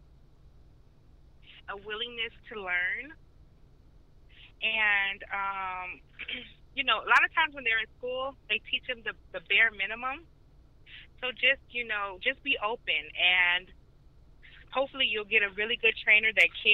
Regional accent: Chicago, Illinois, United States; now in Georgia, United States; I'm from Chicago

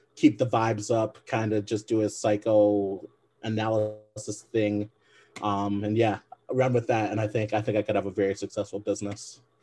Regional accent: Michigan, United States; I'm a Michigan guy. I'm from Michigan.

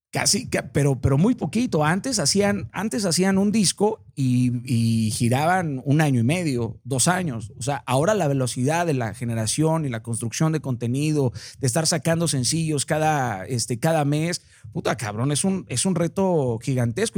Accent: Mazatlán, Sinaloa, Mexico; Yo soy de Mazatlán

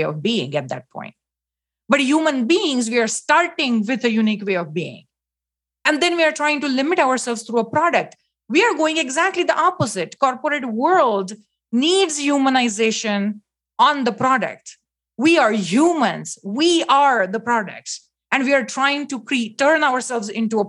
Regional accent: India; moved away; I was born in India

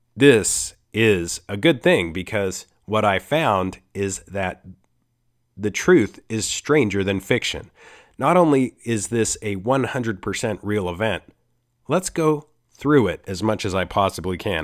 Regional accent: Costa Rica; I'm from Costa Rica.

